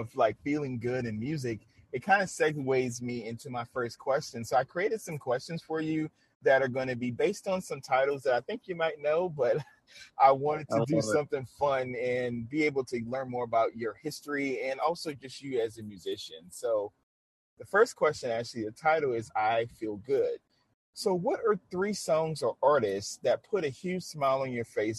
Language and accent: English; New Orleans, Louisiana, United States; I grew up in New Orleans, Louisiana. Of course, jazz was one of the staples in my city.